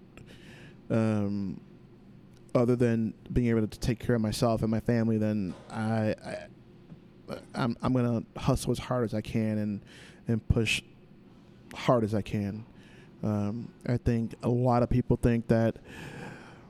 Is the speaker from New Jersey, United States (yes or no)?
no; Humboldt Park, Illinois, United States; I grew up in Humble Park, so Humble Park is definitely a hustle.